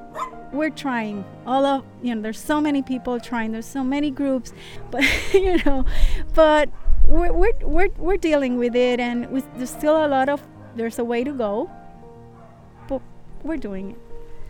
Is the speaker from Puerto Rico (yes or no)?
yes; Puerto Rico; I'm from Puerto Rico